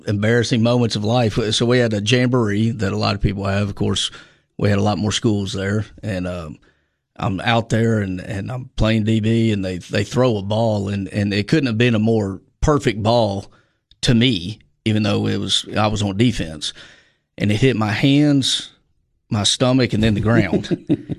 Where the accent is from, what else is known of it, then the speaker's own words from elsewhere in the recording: Little Rock, Arkansas, United States; moved away; born in Little Rock, Arkansas, uh, born and raised